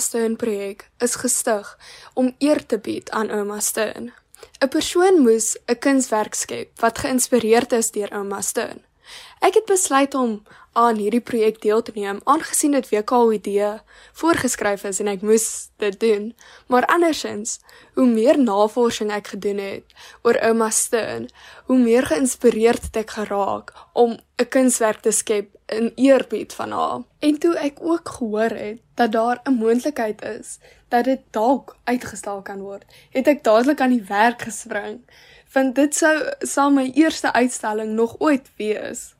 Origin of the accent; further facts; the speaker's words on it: Malmesbury, Western Cape, South Africa; ek is van Mamesbroek